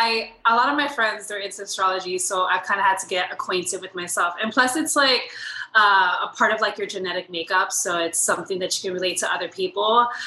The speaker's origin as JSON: {"language": "English", "town": "Miami", "region": "Florida", "country": "United States", "tie": "born or raised there", "also_born_or_lived": "Puerto Rico / Lakeland, United States", "said": "So I was born in Miami. And I kind of started just jumping around between Miami, Puerto Rico, and then Central Florida, Lakeland to be specific."}